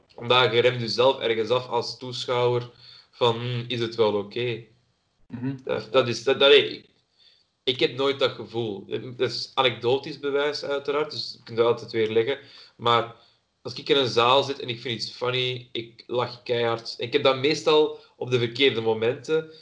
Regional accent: Antwerp, Flanders, Belgium; ik uit Antwerpen kom

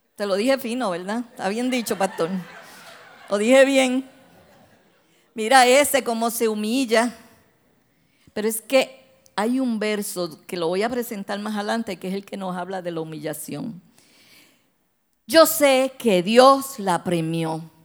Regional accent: Santo Domingo, Dominican Republic; moved away; yo me crié en Santo Domingo

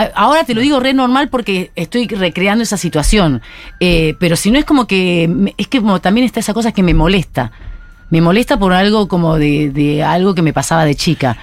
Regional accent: Buenos Aires, Argentina; accent: porteño; yo me considero argentina porque soy nacida acá, de padres chinos

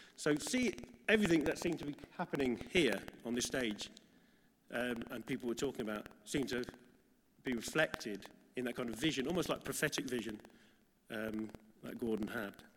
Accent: Midlands, United Kingdom; me growing up in the Midlands

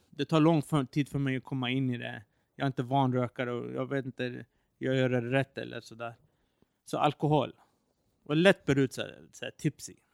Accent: Iran; Eh, när jag var i mitt hemland Iran förra året, jag gillar street snacks.

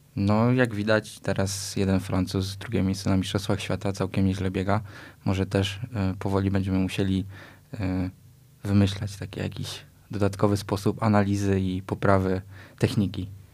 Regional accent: Tarnów, Lesser Poland, Poland; z miejsca, w którym się urodziliśmy, czyli e, w Tarnowie

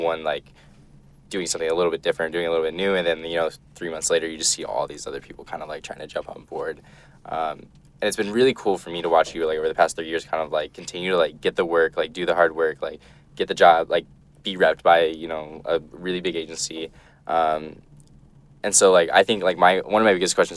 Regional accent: Midwest, United States; I grew up in the Midwest

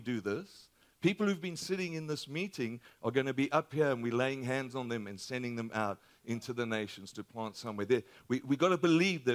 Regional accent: Australia; moved away; my accent is a little different. We're from Australia.

